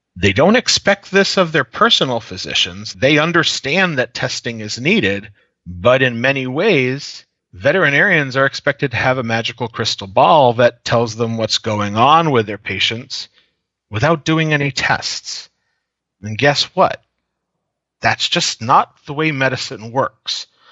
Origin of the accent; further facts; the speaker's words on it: New Hampshire Seacoast region, United States; moved away as an adult; also born or lived in New York City metro region / Washington, D.C. metro region; now in Omaha, United States; I'm originally from the New Hampshire Seacoast region. Most people don't know that area, so I just say about an hour north of Boston is where I was raised.